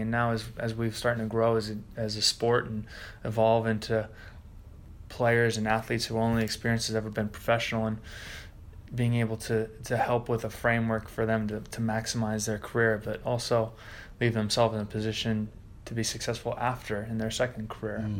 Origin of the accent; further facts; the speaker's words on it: United States; moved away; I'm an American rugby player